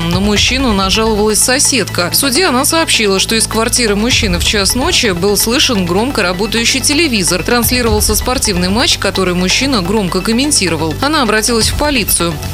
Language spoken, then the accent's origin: Russian; Saint Petersburg, Russia; Я из Питера.